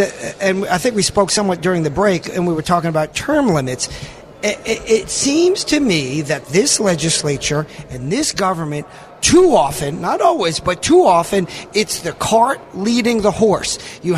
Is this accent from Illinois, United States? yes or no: no; New York, United States; now in Arkansas, United States; I am a New Yorker, originally, that is. I'm now an Arkansan, and I've actually lived here the longest. But you can't take the New York out of me.